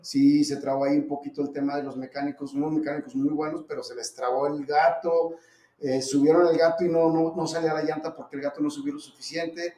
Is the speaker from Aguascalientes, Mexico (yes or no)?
no; Zacatecas, Mexico; como zacatecano